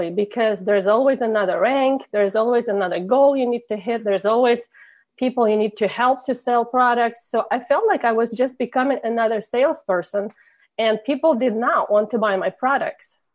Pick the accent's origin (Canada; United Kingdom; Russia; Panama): Russia; English is a second language; moved away as an adult; now in Indiana, United States; originally I came from Russia